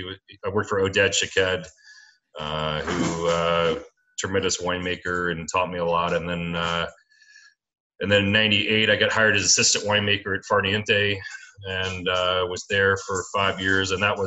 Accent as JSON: {"language": "English", "town": "Memphis", "region": "Tennessee", "country": "United States", "tie": "born or raised there", "also_born_or_lived": "Alabama / Mobile, Alabama / Key West, Florida / Sonoma County, California", "moved": "as an adult", "lives_now": "Loudoun County, Virginia, United States", "said": "I grew up mainly in Memphis, Tennessee, although I was born in Alabama and went to high school down in Mobile for a couple of years"}